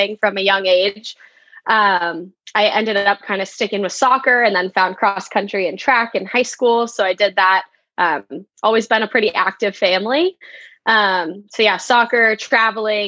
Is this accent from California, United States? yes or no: yes; Claremont, California, United States; also born or lived in San Luis Obispo, California; I grew up in Claremont, California, so just about 30 miles east